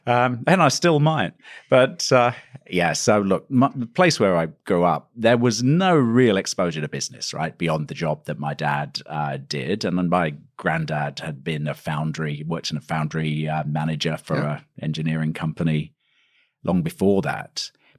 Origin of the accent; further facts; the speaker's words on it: East Midlands, United Kingdom; Lincolnshire, UK. Potato country, farming country. Beautiful, actually. At the time, I probably didn't think it was beautiful. I thought it was rather quiet and peaceful. It's a small town, South Lincolnshire, near Stamford, which was a bus ride away.